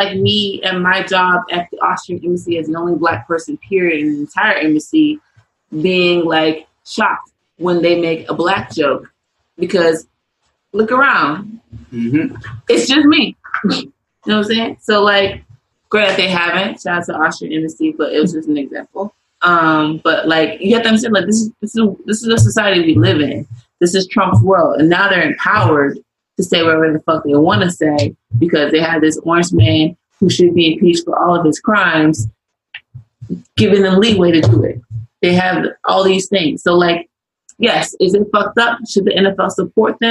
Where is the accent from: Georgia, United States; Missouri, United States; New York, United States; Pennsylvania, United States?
Missouri, United States; St. Louis; I grew up born and raised in St. Louis, Missouri